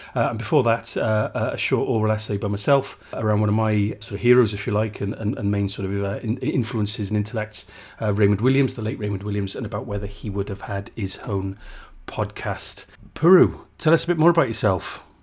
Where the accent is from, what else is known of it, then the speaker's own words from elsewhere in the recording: South Wales, United Kingdom; I'm from South Wales, not from the coalfield, mind